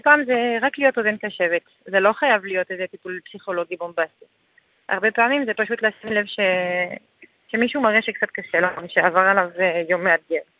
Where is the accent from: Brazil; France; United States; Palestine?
France; Hebrew is a second language; moved away as an adult; now in Israel; אני עליתי מצרפת לפני כמעט שמונה שנים עכשיו